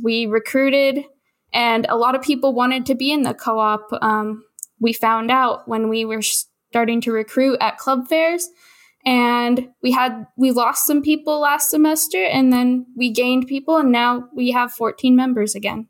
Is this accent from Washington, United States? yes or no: yes; Olympia, Washington, United States; I grew up in Olympia, Washington